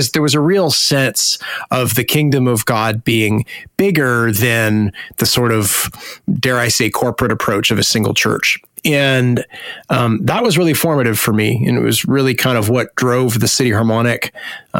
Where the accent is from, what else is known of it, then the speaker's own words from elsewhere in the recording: Hamilton, Ontario, Canada; moved away as an adult; also born or lived in Nashville, Tennessee; now in Ohio, United States; I'm from Hamilton. So Hamilton, Ontario